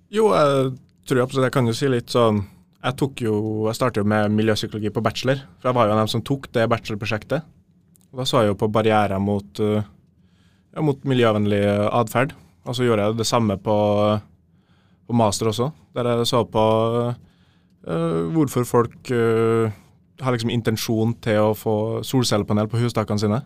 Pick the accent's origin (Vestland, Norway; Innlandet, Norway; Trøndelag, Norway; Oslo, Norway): Trøndelag, Norway; Trondheim; jeg er jo fra Trondheim. Ja. Eh, lokal Lokalgutt